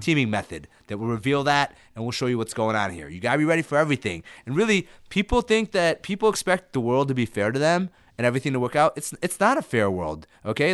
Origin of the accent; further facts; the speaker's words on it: Illinois, United States; English is a second language; also born or lived in Ethiopia / Sudan; I was resettled in, in, in Illinois when I was in first grade and learned English